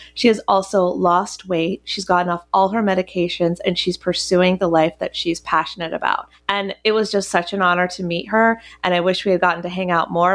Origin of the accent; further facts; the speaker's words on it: Chapel Hill, North Carolina, United States; moved away; my hometown. Well, I'm from Chapel Hill, North Carolina